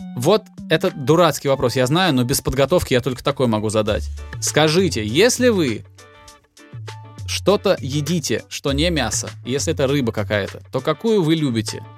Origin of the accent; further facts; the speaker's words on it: Volgograd, Volgograd Oblast, Russia; я же с Волги, вот, и сам я жил в Волгограде, но на лето к бабушке меня отправляли через Волгу